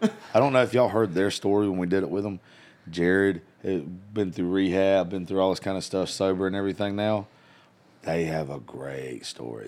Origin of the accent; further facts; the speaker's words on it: South Georgia, United States; moved away; I grew up in South Georgia